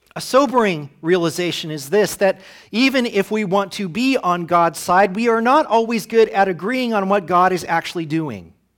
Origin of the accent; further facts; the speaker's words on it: United States; as American Christians